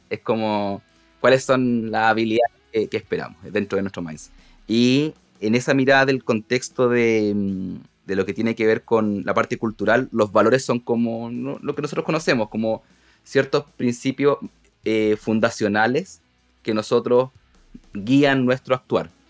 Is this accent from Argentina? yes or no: no; Punta Arenas, Magallanes, Chile; born there; now in Santiago, Chile; Uno que nace en provincia, en región, yo nací en Punta Arenas, moviéndome por cada una de, las ciudades del sur hasta llegar a Santiago